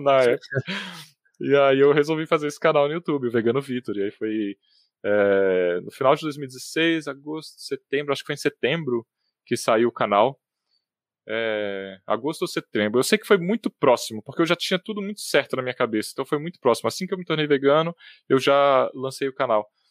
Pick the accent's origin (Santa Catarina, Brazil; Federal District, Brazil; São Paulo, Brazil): Federal District, Brazil; Brasília; Eu, eu, nasci em Brasília, apesar de ter morado sempre na cidade de satélites aqui, em Sobradinho 2 e, e na Granja do Torto também